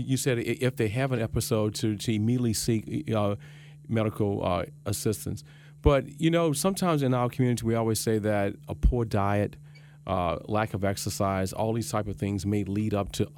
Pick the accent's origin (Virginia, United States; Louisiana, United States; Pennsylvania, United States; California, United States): Louisiana, United States; moved away; And I'm from Louisiana.